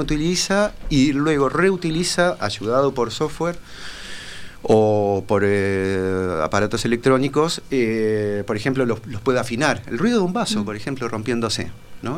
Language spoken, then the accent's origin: Spanish; Paysandú, Uruguay; yo me crié en Paysandú ah. este, hice toda la escuela en Paysandú